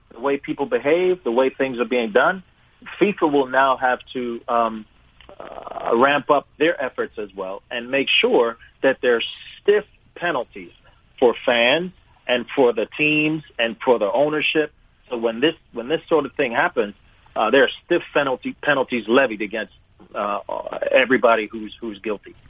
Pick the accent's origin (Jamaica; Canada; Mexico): Jamaica; moved away; also born or lived in Wolverhampton, England; I was born in England, Wolverhampton, England, uh, to Jamaican parents